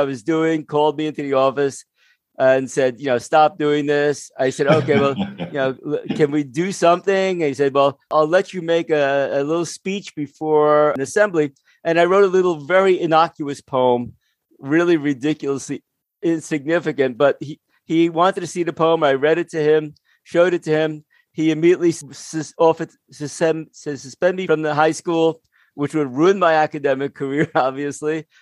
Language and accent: English; Jersey City, New Jersey, United States; I grew up in Jersey City